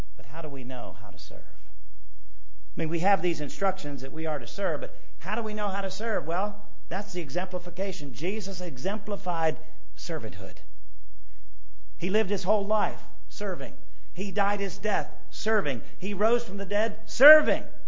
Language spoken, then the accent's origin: English; United States; I love being an American